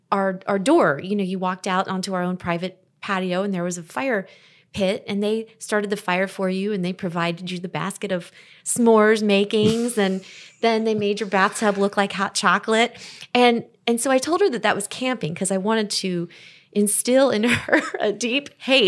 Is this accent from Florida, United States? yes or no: yes; Miami, Florida, United States; So hunting has never really been a big, and I'm from Miami. You know, we hunt for different things down there.